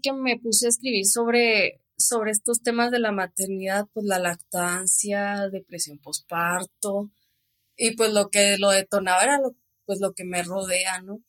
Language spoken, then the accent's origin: Spanish; Cuauhtémoc, Chihuahua, Mexico; No, que de Cuauhtémoc, Chihuahua